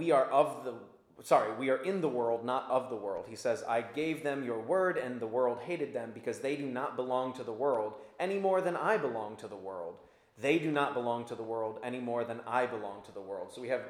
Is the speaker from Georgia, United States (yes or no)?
no; Virginia Beach, Virginia, United States; Growing up in Virginia Beach